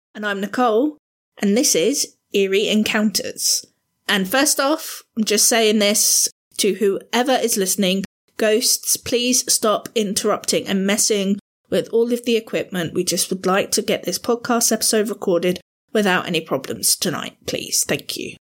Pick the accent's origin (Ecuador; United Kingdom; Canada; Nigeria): United Kingdom; Southampton, South East England; moved away as an adult; I'm relatively new to this area because I grew up down in Southampton